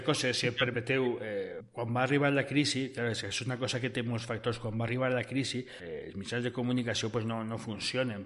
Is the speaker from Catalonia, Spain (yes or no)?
no; Onda, Valencian Community, Spain; al meu poble, a Onda